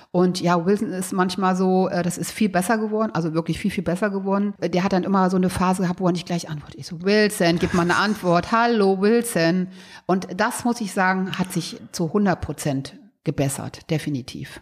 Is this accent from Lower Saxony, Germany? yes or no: yes; a village near Braunschweig, Lower Saxony, Germany; ich bin ja auf dem Dorf groß geworden